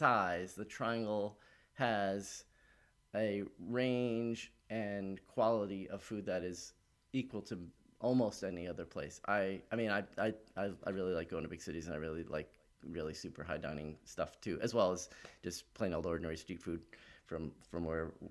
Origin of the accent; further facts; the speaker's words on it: California, United States; moved away; also born or lived in Great Lakes region / North Carolina; I grew up in California